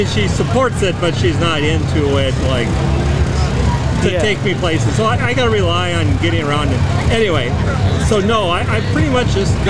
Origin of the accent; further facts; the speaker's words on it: Minnesota, United States; kind of closer to my hometown back in, they're back in Minnesota.